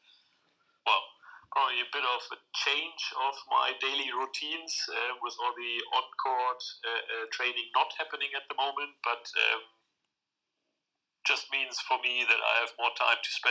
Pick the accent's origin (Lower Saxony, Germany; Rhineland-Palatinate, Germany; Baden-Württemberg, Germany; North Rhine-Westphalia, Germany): Lower Saxony, Germany; a small village close to Hanover; moved away as an adult; also born or lived in Saarbrücken, Germany; now in Edinburgh, United Kingdom; I'm born and raised in Germany, in a very small village close to Hanover